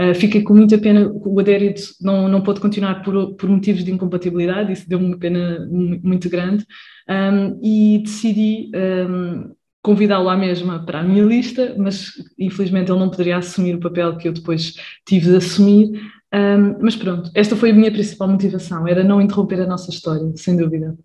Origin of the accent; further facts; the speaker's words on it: Lisbon area, Portugal; sou da zona de Lisboa também